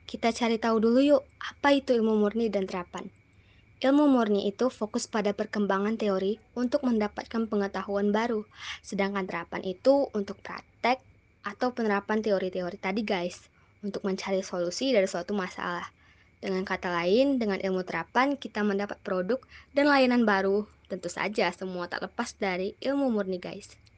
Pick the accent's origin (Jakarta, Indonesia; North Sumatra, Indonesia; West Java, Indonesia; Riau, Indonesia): Riau, Indonesia; Dumai; aku itu bersekolah di SMA Negeri 2 Kota Dumai, berasal dari Kota Dumai, Riau, Indonesia.